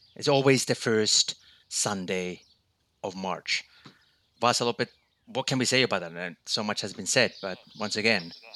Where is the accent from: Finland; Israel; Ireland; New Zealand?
Finland; my home country, Finland